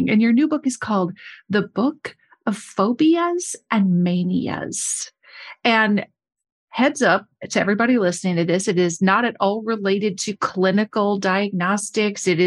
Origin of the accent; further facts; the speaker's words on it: United Kingdom; I'm British. I live in London.